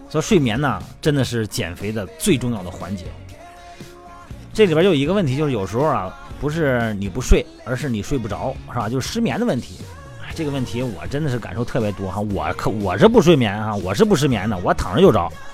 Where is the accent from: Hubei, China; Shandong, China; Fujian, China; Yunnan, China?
Shandong, China; 用我们山东人话是水饺